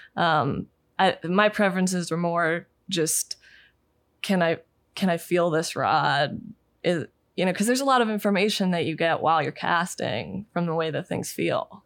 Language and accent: English; Pennsylvania, United States; I grew up in Pennsylvania and we, we lived in the, you know, Appalachians